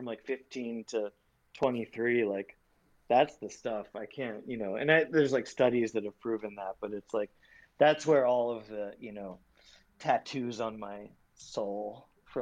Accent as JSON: {"language": "English", "area": "Long Island", "region": "New York", "country": "United States", "tie": "born or raised there", "said": "I was from Long Island"}